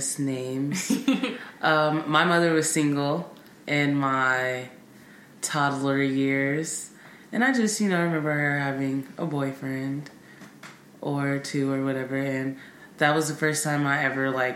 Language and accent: English; Bay Area, California, United States; I grew up in the Bay Area